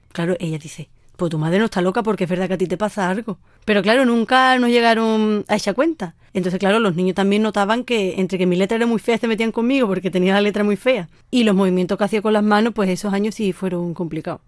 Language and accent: Spanish; Sanlúcar de Barrameda, Andalusia, Spain; nací en Sanlúcar de Barrameda, Cádiz